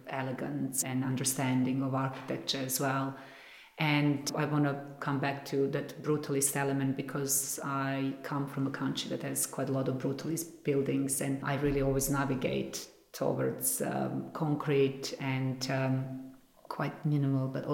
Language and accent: English; Belgrade, Serbia; moved away as an adult; now in London, United Kingdom; Color also comes from back home, definitely, because I grew up in a country that has a lot of color in nature as well